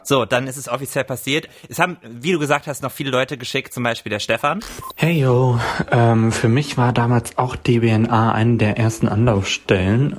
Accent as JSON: {"language": "German", "region": "Rhine-Main area", "country": "Germany", "said": "im Rhein-Main-Gebiet, wo ich herkomme"}